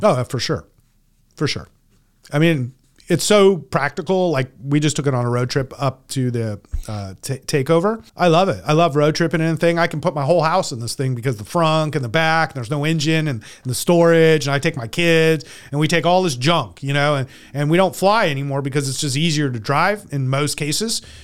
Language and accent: English; California, United States; I'm from California